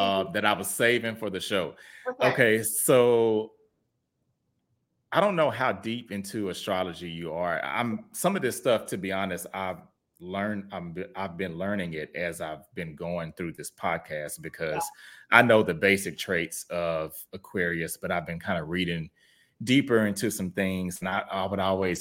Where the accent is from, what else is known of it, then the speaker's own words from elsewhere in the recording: Houston, Texas, United States; moved away as an adult; now in Dallas, United States; I'm from Houston originally